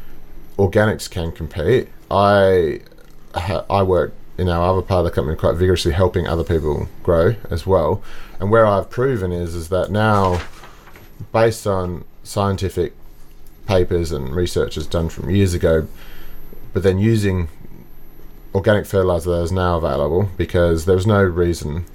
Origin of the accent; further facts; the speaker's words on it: Margaret River, Western Australia, Australia; I grew up in Margaret River